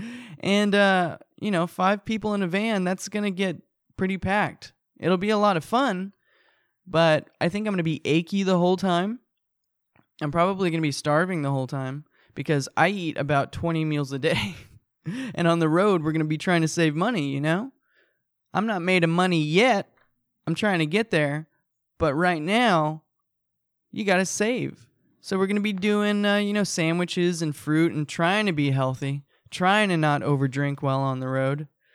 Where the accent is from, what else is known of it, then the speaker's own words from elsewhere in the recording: Fullerton, California, United States; I live in my hometown. I live where I was born. I was born in Fullerton